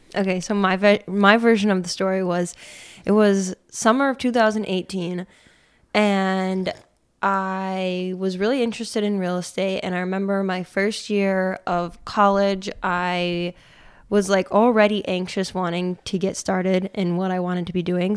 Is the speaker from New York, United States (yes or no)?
yes; Peru, New York, United States; I grew up in Pru, New York